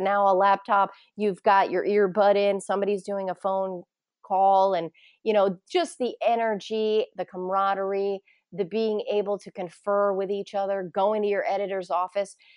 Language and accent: English; Poughkeepsie, New York, United States; moved away as an adult; also born or lived in Ithaca, New York / Plattsburgh, New York; now in Bellingham, United States; my hometown, which is Poughkeepsie, New York